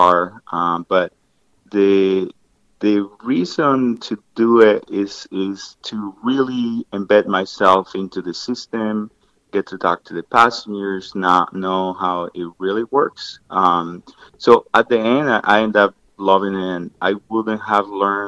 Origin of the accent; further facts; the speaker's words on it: Colombia; moved away as an adult; now in Colorado, United States; I'm from Colombia in South America, and I've lived in the United States for about 20 years, almost now, 18 years.